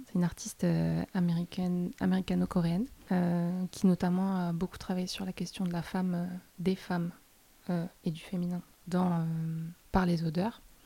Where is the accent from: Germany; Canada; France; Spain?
France; Toulouse, Occitania; je viens de Toulouse